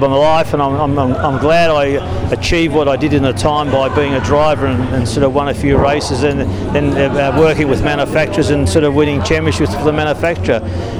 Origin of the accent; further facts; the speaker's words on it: Australia; So they're the sort of things you miss as being an Australian.